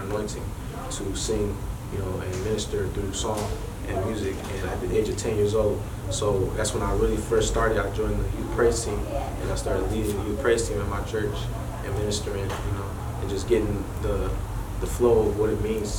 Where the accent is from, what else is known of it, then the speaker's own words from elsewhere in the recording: Detroit, Michigan, United States; I'm born and raised in Michigan. Born in the Detroit area.